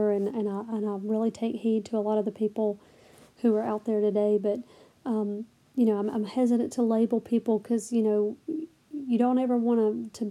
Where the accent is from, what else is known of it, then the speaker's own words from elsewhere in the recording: the South, United States; I'm from the South